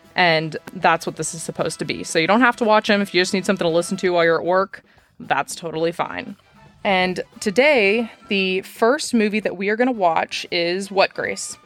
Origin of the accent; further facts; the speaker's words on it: Dallas, Texas, United States; also born or lived in Fort Worth; I, I'm from Dallas. I moved to Fort Worth, which is just west